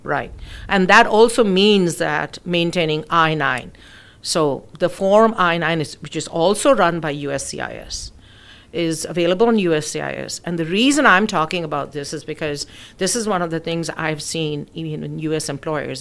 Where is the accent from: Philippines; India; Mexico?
India; moved away as an adult; also born or lived in United Kingdom; now in United States; So I'm originally from India. I was born in the UK. My parents were living in the UK when I was born, and of course, and then I um, we they went back to India, so I went back to India. So most of my schooling and college was done in India